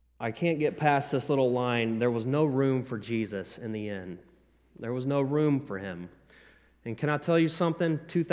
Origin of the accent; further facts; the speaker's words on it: the South, United States; I'm a country boy. I'm from the South, and it's Eder, okay? We say Eder